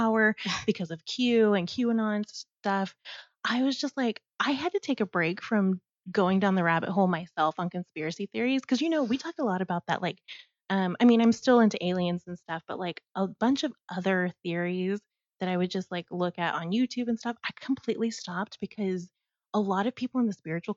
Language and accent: English; Texas, United States; I've lived in Texas my whole life